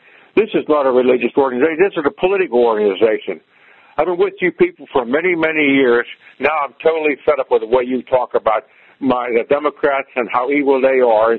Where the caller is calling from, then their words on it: Altoona, Pennsylvania, United States; I'm calling from Altoona, Pennsylvania.